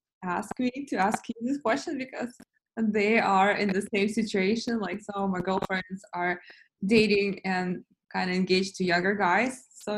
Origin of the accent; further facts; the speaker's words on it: Russia; moved away as an adult; now in United States; I was born in Russia and I came to US when I was 17